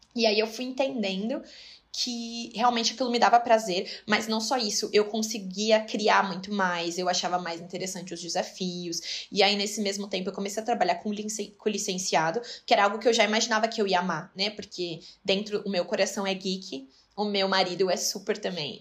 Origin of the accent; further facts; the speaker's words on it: Brazil; moved away as an adult; now in Dubai, United Arab Emirates; ele sabia que eu era brasileira, claro, que eu sou brasileira